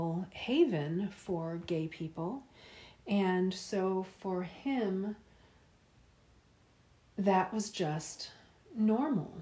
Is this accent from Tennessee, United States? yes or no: no; Tallahassee, Florida, United States; I grew up in Tallahassee, Florida, which is the Deep South, from about 1987 until the year 2000